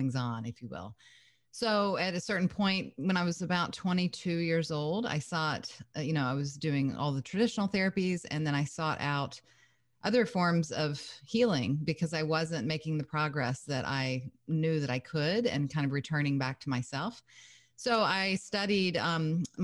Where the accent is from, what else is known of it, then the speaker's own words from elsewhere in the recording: Kentucky, United States; moved away as an adult; also born or lived in Lake Tahoe, California; I'm originally from Kentucky